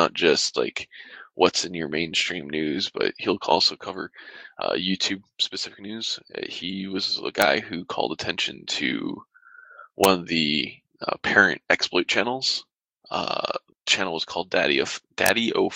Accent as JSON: {"language": "English", "region": "Michigan", "country": "United States", "tie": "born or raised there", "moved": "yes", "lives_now": "California, United States", "said": "I grew up in Michigan"}